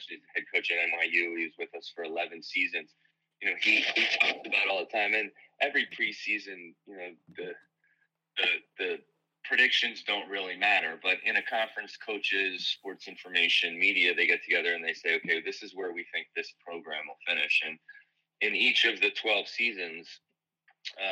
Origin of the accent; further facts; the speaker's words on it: Philadelphia, Pennsylvania, United States; moved away; I grew up in the Philadelphia area